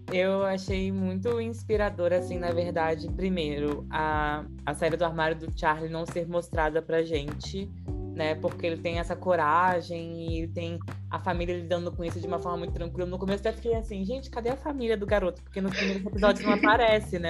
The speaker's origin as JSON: {"language": "Portuguese", "region": "interior of Rio de Janeiro state", "country": "Brazil", "tie": "born or raised there", "said": "Eu sou do interior do Rio e eu fiz escola pública, né? Eu fiz escola pública minha vida inteira"}